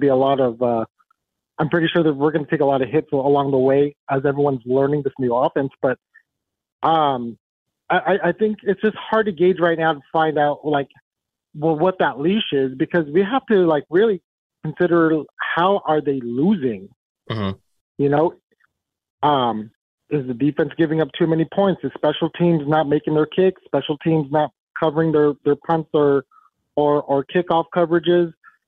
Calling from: San Gabriel, California, United States; Calling from San Gabriel, California.

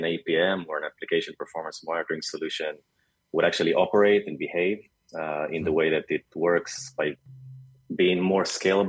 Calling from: Tel Aviv, Tel Aviv District, Israel

